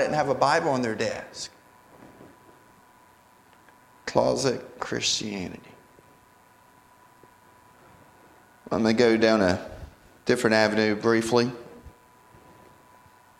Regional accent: North Carolina, United States; I grew up in North Carolina

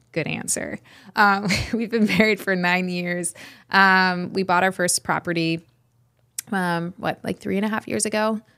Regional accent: Redding, California, United States; We are from Redding, California

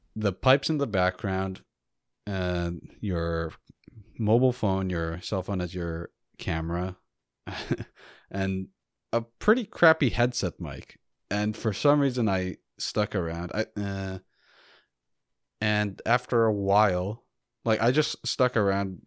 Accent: United States; as an American

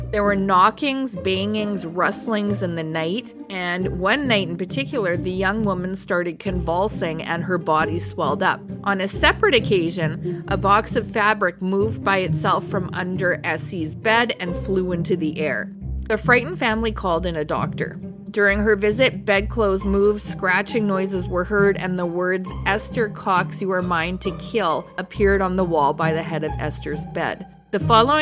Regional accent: Canada

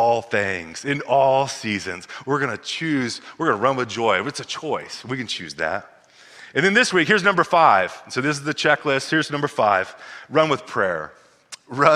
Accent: Missouri, United States; We grew up in Missouri

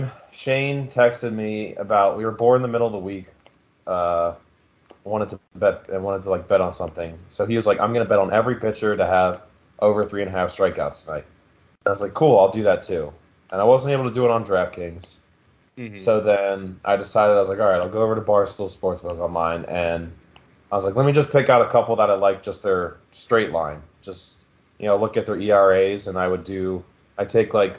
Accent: Philadelphia area, Pennsylvania, United States; now in Pittsburgh, United States; It's literally literally in my hometown

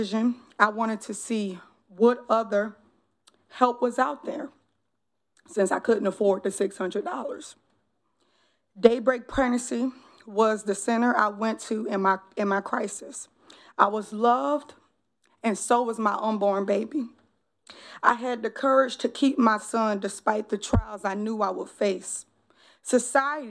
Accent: New Orleans, Louisiana, United States; now in Columbia, United States; born and raised in New Orleans, 7th Ward

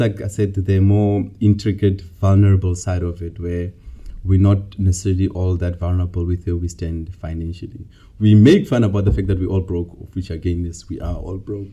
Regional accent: Bloemfontein, Free State, South Africa; moved away as an adult; also born or lived in Cape Town; I'm um, from South Africa, um, a land full of many amazing dancing people, no lies. um, I grew up in uh, Bloemfontein, but for the past while I've been in Cape Town

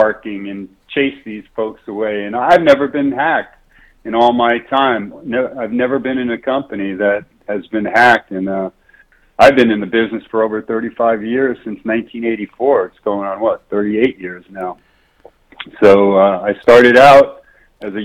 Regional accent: New York City, New York, United States; I grew up in New York City

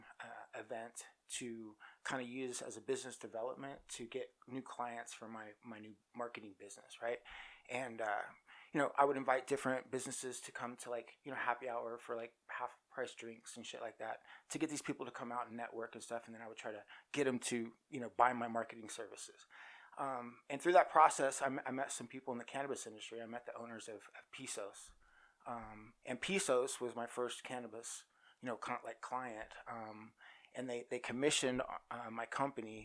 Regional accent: Oklahoma City, Oklahoma, United States; moved away as an adult; now in Las Vegas, United States; I'm from Oklahoma City, and I moved to Vegas

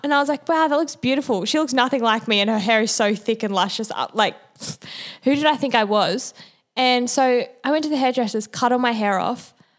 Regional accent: Manly, New South Wales, Australia; I'm from Manly

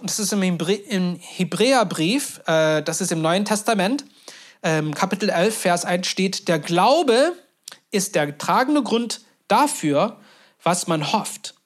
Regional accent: Turkey; moved away; Ich bin in der Türkei groß geworden

